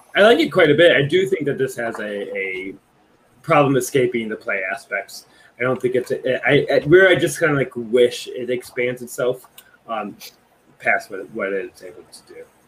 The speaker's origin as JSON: {"language": "English", "town": "Cleveland", "region": "Ohio", "country": "United States", "tie": "born or raised there", "moved": "yes", "said": "I moved to Cleveland, back to Cleveland, my hometown."}